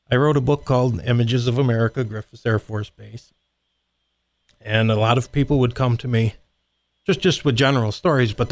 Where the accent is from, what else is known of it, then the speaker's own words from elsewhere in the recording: Rome, United States; I'm from Rome.